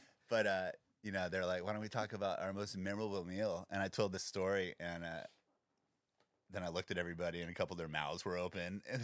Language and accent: English; St. Petersburg, Florida, United States; moved away; also born or lived in Englewood; I was born in Englewood. My dad's side of the family worked for Hughes Aircraft, and but I spent my school years in the south with my mom in St. Petersburg, Florida. and she was more like came from hillbillies. We had a lot of family in West Virginia